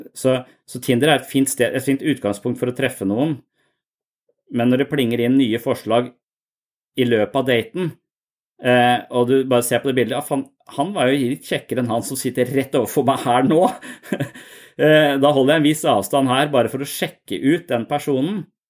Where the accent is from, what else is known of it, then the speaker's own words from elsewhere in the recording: Eastern Norway, Norway; moved away as an adult; now in Southern Norway (Sørlandet), Norway; jeg er fra Østlandet